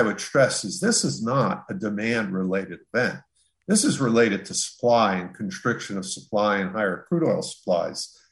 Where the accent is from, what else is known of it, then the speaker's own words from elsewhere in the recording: Jersey Shore, New Jersey, United States; I come from the Jersey Shore